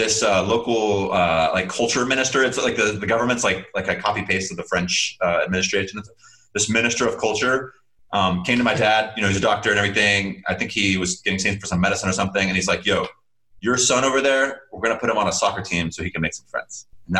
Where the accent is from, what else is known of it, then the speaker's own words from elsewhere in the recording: Chad; So that's how I grew up in Chad.